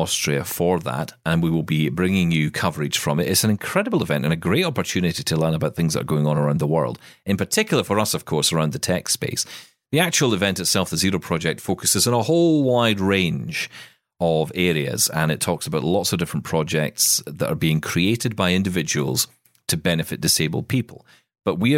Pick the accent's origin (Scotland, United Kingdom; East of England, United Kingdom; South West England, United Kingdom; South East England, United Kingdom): Scotland, United Kingdom; as a Scotsman